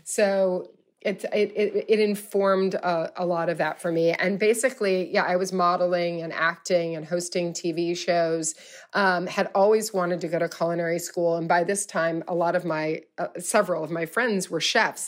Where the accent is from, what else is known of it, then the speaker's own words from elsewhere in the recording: Louisville, Kentucky, United States; I'm from Louisville, Kentucky.